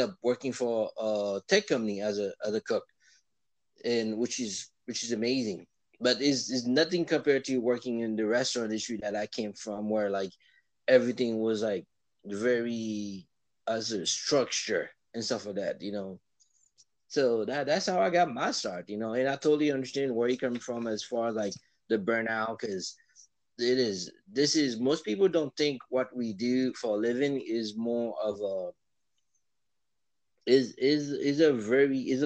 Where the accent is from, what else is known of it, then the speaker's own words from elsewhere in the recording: Miami, Florida, United States; moved away as an adult; now in New York, United States; I'm originally from Florida, Miami.